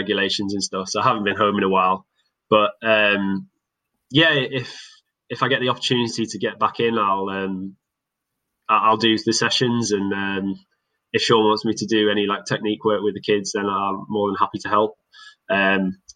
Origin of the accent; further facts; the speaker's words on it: Cockermouth, North West England, United Kingdom; now in Loughborough, United Kingdom; it's always going to be home.